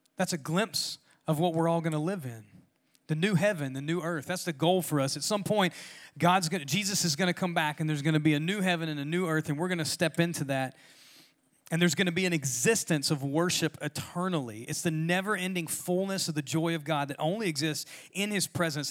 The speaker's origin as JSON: {"language": "English", "region": "Louisiana", "country": "United States", "moved": "yes", "lives_now": "Georgia, United States", "said": "I'm from Louisiana"}